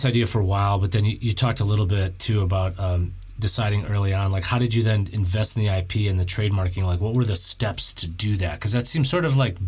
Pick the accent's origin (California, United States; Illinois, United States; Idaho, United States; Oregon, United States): Illinois, United States; Chicago; I'm from Chicago.